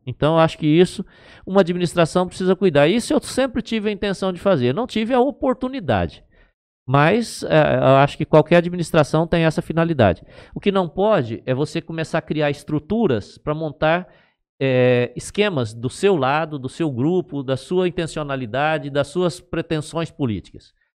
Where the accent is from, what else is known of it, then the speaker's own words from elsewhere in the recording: Aspásia, São Paulo, Brazil; Eu era de Aspásia e eu tinha um município, Aspásia era distrito